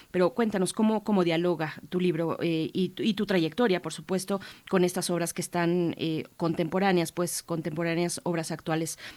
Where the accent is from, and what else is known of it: Mexico